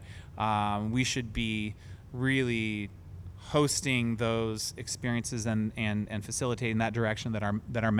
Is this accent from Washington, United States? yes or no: yes; Olympia, Washington, United States; now in Seattle, United States; I grew up in Olympia, on, Steamboat Island Road